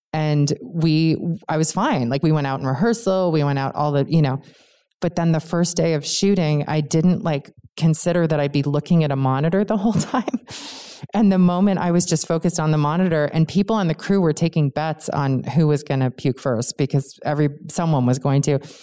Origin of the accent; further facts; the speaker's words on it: Cambridge, Massachusetts, United States; I grew up in Cambridge, Massachusetts